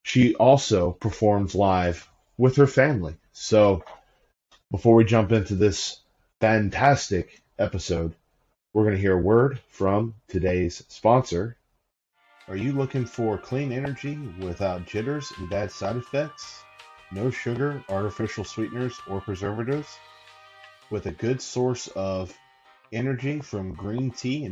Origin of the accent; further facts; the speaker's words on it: Roanoke, Virginia, United States; I'm from Roanoke, Virginia